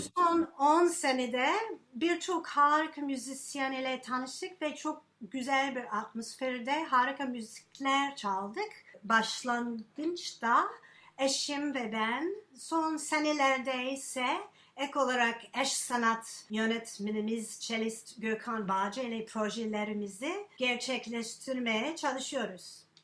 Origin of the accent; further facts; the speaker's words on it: United States; Turkish is a second language; now in Turkey; ben Amerikalıyım